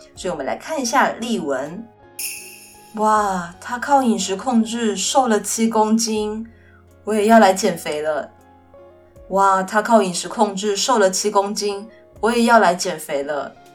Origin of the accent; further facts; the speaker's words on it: Kaohsiung, Taiwan; first language Mandarin Chinese; 其实我的爸爸妈妈都是客家人，然后他们都是在屏东的客家村长大。所以呢，很自然地他们会讲一口很流利的客家话。但因为工作的关系，所以我出生之前他们就已经搬到高雄来，所以呢，我也是在都市出生长大